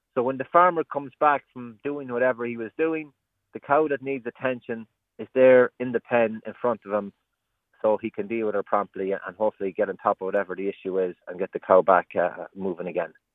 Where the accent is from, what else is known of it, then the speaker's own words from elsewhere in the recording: Roscommon, Connacht, Ireland; I'm from Roscommon